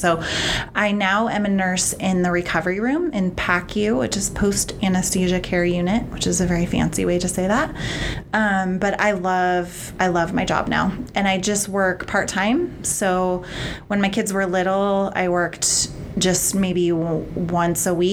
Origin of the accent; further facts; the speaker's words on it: Gresham, Oregon, United States; I was born and raised in Gresham.